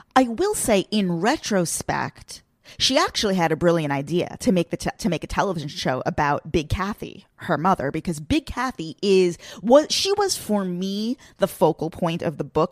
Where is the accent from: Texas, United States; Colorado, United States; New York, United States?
New York, United States; Long Island; It's not my hometown, but I guess you could say my general hometown is Long Island